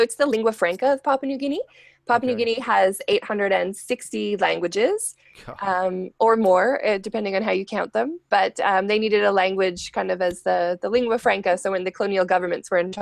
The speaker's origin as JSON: {"language": "English", "country": "Canada", "said": "I'm Canadian, so as a Canadian, you start taking French from kindergarten"}